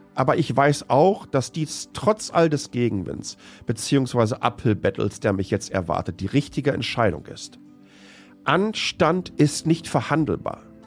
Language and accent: German; Germany; moved away; meine Freundinnen und Mitbürgerinnen, die ich zum Teil seit dem Kindergarten kenne